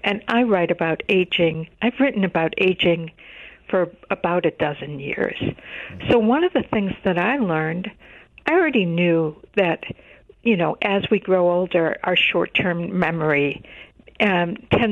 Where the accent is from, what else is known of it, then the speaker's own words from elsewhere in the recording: Chicago, Illinois, United States; I grew up in Chicago